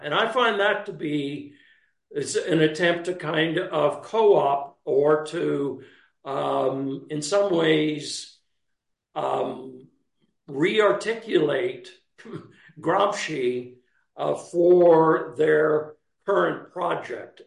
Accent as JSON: {"language": "English", "region": "Texas", "country": "United States", "also_born_or_lived": "Italy", "moved": "as an adult", "said": "a young man from Texas"}